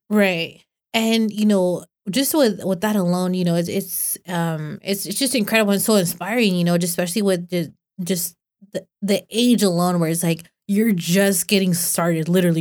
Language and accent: English; Los Banos, California, United States; I'm from Los Vanos